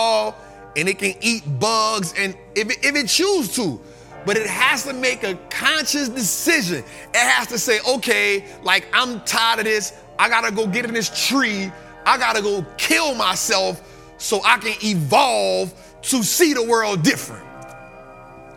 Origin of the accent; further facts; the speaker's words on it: New Orleans, Louisiana, United States; moved away; I'm from New Orleans